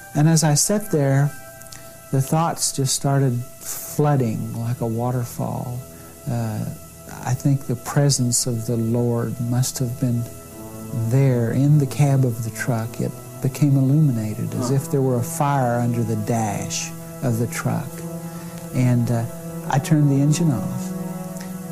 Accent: Cushing, Oklahoma, United States; even smaller than my hometown of Cushing

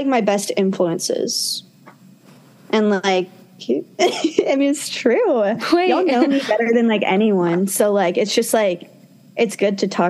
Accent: Florida, United States; moved away as an adult; also born or lived in Mississippi; now in Starkville, United States; growing up in Florida

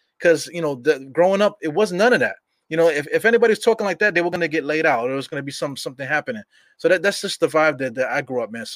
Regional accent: New York City, New York, United States; I'm from Brooklyn

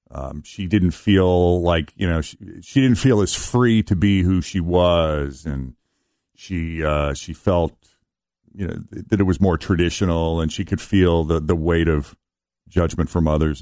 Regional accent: Boston, Massachusetts, United States; I grew up in Boston

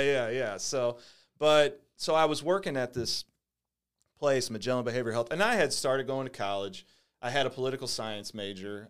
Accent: St. Louis, Missouri, United States; also born or lived in Jennings / Bridgeton; I grew up in Saint Louis

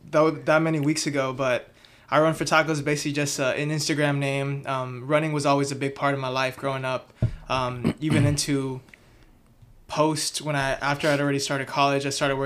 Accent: Houston, Texas, United States; moved away as an adult; now in Austin, United States; I grew up in Southeast Houston, and I was in Houston most of my life until I moved to Austin to do what I'm doing now.

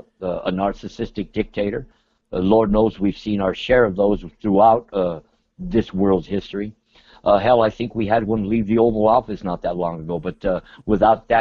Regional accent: Los Angeles, California, United States; now in Central California, United States; my hometown of East Los Angeles, the barrio, the hood, Southern California

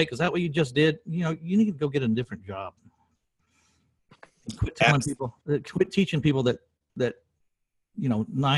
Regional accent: San Antonio, Texas, United States; in my hometown 22 years ago in San Antonio, Texas

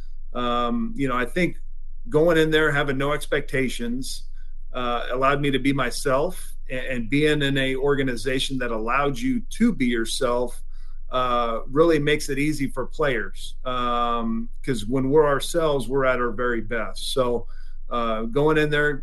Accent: Washington, United States; we're opening up in Seattle at Safeco, obviously my home state

